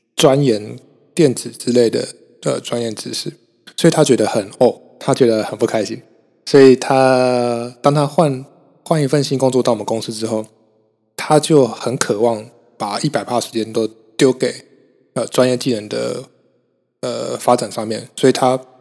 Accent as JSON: {"language": "Chinese", "region": "Kaohsiung", "country": "Taiwan", "moved": "yes", "said": "我今天其实录完之后就要回高雄了，我是高雄人"}